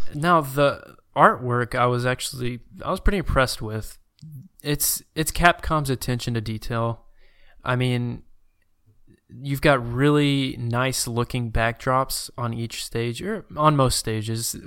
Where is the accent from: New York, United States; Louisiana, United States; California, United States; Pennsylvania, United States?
Louisiana, United States; also born or lived in Arkansas; I'd say I'm from Louisiana if someone asked me